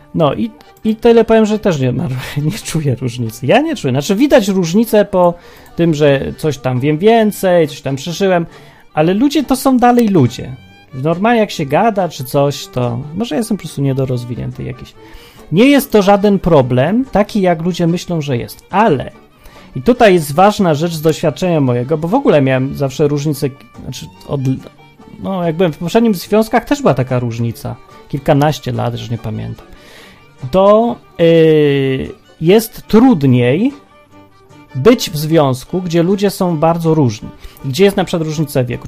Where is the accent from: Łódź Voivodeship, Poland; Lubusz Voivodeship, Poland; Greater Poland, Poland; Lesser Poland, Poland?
Lesser Poland, Poland; Kraków; Wychowaliśmy się w Krakowie